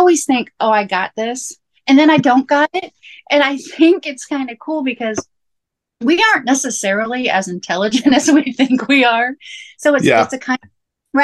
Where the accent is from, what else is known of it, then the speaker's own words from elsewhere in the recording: Florida, United States; I grew up in Florida